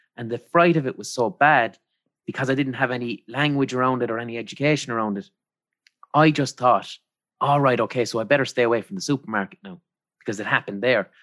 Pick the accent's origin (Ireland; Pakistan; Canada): Ireland; growing up in Ireland